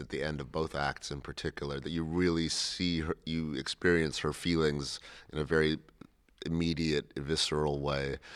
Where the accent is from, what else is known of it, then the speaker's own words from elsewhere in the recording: Cleveland, Ohio, United States; I grew up in Cleveland, Ohio.